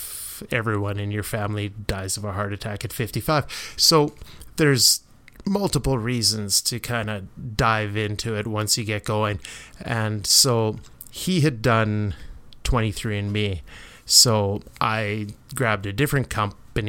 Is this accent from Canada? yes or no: yes; Canada; being Canadian